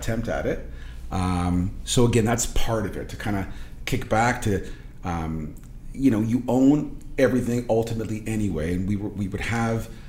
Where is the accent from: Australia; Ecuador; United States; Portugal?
Portugal; also born or lived in Toronto, Canada; now in Oakville, Canada; I wasn't born here. I was born in Portugal, so I'm an immigrant